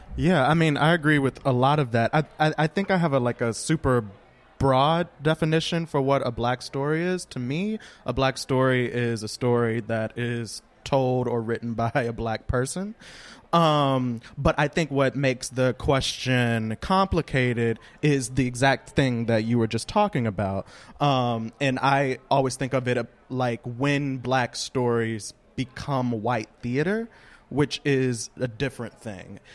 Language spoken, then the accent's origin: English; Louisiana, United States; now in Brooklyn, United States; I live in Brooklyn, but I am from Louisiana.